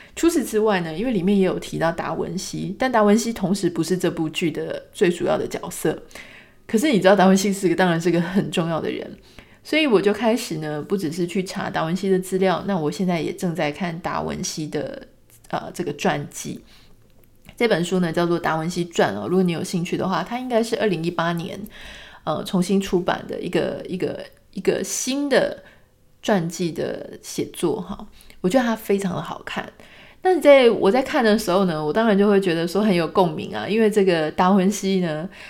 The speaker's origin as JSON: {"language": "Chinese", "region": "Pingtung County", "country": "Taiwan", "tie": "born or raised there", "moved": "yes", "said": "我以前住在屏东"}